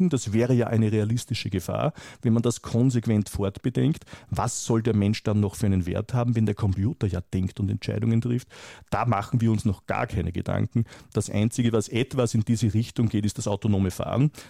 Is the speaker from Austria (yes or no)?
yes; Austria; Ich komme aus Österreich und ich weiß hier, dass man etwa ein Instrument wie die Impfpflicht aber sowas von völlig versiebt hat.